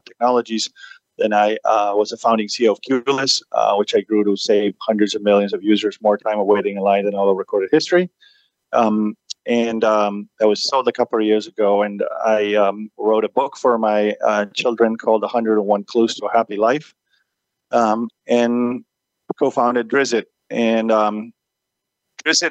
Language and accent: English; Argentina; moved away as an adult; also born or lived in Massachusetts, United States; now in California, United States; I was born and raised in Argentina, where I was national champion of informatics. I then moved to the U.S. to attend